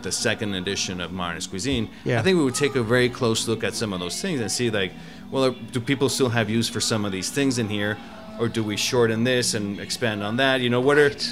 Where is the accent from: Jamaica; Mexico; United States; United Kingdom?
Mexico; I was born in Mexico, so that was it was a big part of my culture